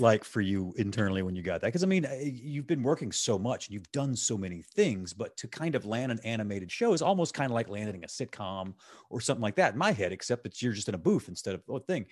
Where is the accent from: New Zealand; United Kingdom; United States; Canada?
United States; Gulf Coast; now in Chicago, United States; I'm from the Gulf Coast